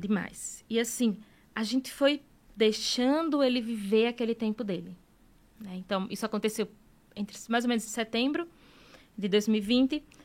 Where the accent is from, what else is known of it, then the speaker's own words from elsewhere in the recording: Northeast Region, Brazil; A gente é nordestino